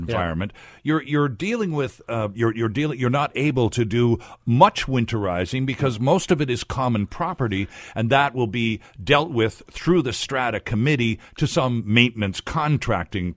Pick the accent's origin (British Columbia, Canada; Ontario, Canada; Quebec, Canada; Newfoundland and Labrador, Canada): Ontario, Canada; also born or lived in Metro Vancouver; now in Vancouver, Canada; I grew up in Ontario